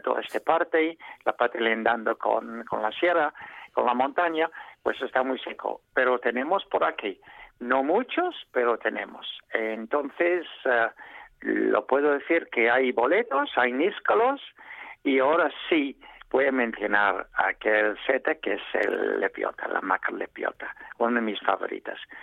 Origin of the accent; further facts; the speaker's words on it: England, United Kingdom; Spanish is a second language; now in Spain; soy inglés